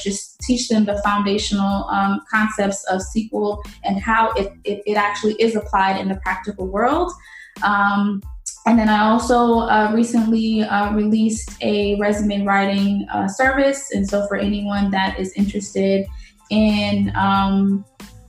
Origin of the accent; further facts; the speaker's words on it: St. Louis, Missouri, United States; moved away as an adult; also born or lived in Haiti; now in Florida, United States; I was born in Haiti, and my family and I moved to the United States in 1994. And at that time I was three. And so we settled in St. Louis, Missouri